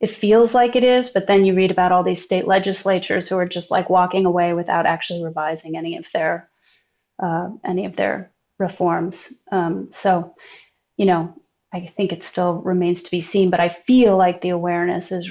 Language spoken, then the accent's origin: English; New York City, New York, United States; I grew up in New York and I went to public schools my whole life